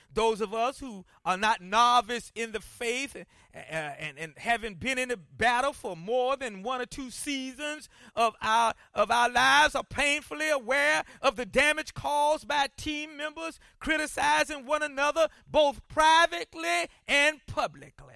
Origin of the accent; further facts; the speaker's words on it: Columbia, South Carolina, United States; when I was growing up in Columbia, South Carolina